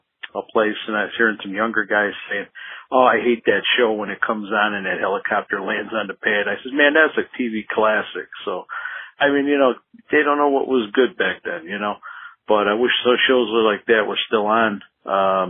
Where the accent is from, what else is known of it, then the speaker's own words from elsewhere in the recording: Chicago, Illinois, United States; I'm from Chicago, Illinois.